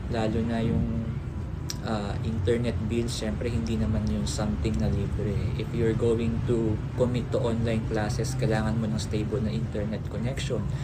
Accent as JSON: {"language": "Tagalog", "town": "Quezon City", "region": "Metro Manila", "country": "Philippines", "said": "taga QC ako and it, it will take 2 hours para makarating sa sa school"}